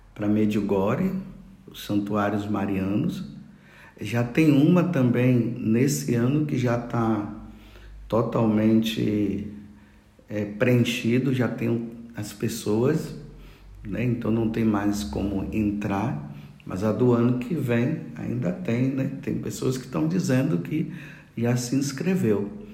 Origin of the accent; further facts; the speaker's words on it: Brazil; also born or lived in Bethlehem; Todos nós somos os brasileiros